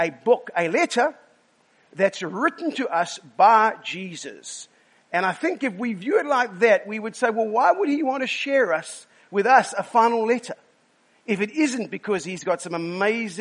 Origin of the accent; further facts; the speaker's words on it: South Africa; we are sarcastic from South Africa